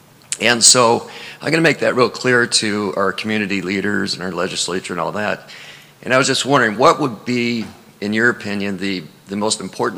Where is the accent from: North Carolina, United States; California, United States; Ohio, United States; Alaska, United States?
Alaska, United States; my home state of Alaska